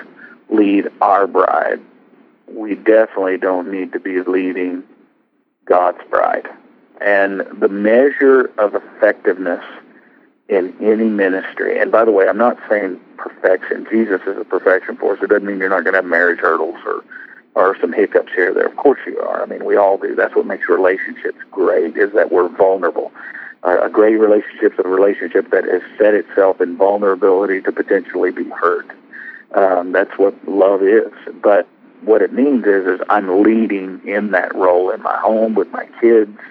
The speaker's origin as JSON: {"language": "English", "region": "Arkansas", "country": "United States", "tie": "born or raised there", "said": "Walmart, which happens to be in my home state"}